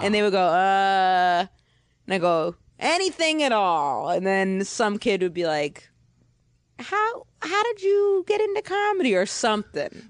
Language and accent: English; Maine, United States; moved away as an adult; also born or lived in Boston; I'm from Maine, but then I went to college in Boston.